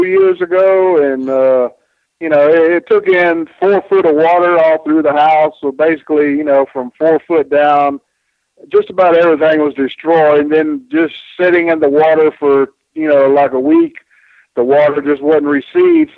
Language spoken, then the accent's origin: English; Spartanburg, South Carolina, United States; my little town in Spartanburg, South Carolina, and I grew up on Mid-Atlantic Championship Wrestling